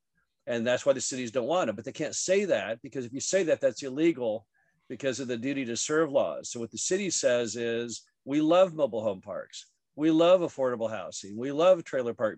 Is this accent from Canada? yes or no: no; Dallas, Texas, United States; moved away; also born or lived in Stanford; I grew up in Dallas, went to Stanford